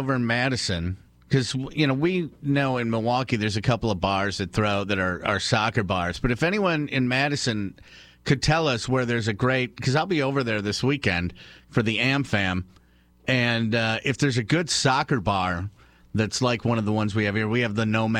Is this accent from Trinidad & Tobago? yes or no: yes; Trinidad & Tobago; I'm Trinidadian.